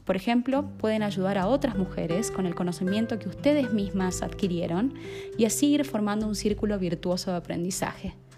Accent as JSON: {"language": "Spanish", "country": "Argentina", "tie": "born or raised there", "moved": "as an adult", "lives_now": "Colombia", "said": "soy argentina de nacimiento y estoy viviendo en Colombia hace más de un año y medio"}